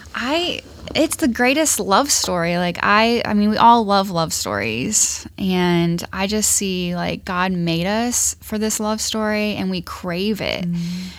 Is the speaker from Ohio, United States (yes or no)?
yes; Ashland, Ohio, United States; now in Dayton, United States; I am not from Dayton, so I am from Ashland, Ohio.